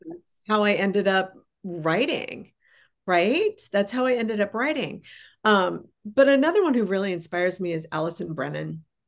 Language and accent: English; Colorado, United States; I grew up in Colorado